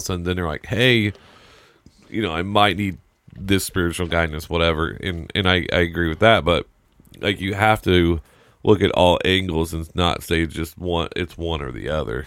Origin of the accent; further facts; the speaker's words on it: Indiana, United States; growing up in Indiana was all about high school basketball